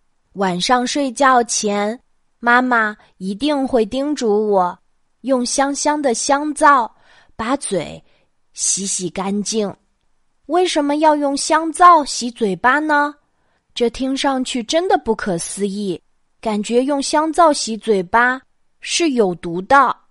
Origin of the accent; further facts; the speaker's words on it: Jiangsu, China; moved away; 今晚我又要给大家讲我小时候的故事啦。 … 的家在江苏，在我小时候住的小镇上，